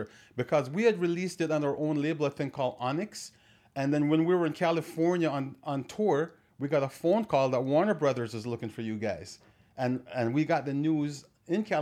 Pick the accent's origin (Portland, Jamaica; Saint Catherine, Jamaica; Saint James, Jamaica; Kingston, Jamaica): Saint Catherine, Jamaica; Watermount; also born or lived in Clarendon, Jamaica; now in Toronto, Canada; I was born in a place called Clarendon, but I grew up on a farm up in the mountain area called Watermount, St. Catharines.